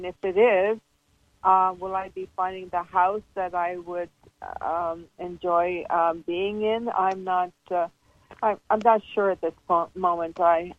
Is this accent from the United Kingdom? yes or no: no; Slovenia; moved away; I was born in Slovenia.